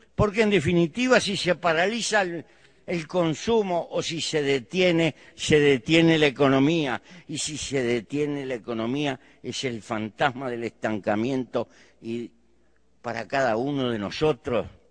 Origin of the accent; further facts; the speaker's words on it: Uruguay; Pertenezco a un pequeño país muy bien dotado de recursos naturales para vivir. En mi país hay 3 millones de habitantes, poco más, 3 millones 200